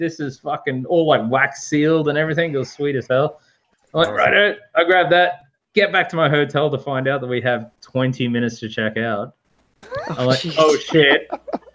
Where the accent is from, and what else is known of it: Australia